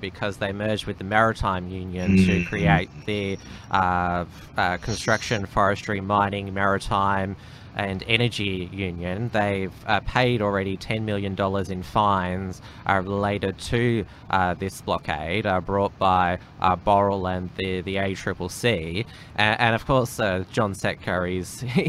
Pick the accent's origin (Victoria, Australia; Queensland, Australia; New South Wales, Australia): Victoria, Australia; I'm from Victoria